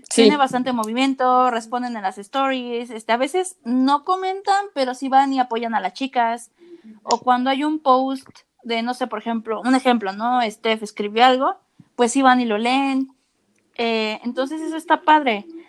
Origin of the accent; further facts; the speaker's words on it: Mexico City, Mexico; yo soy de la Ciudad de México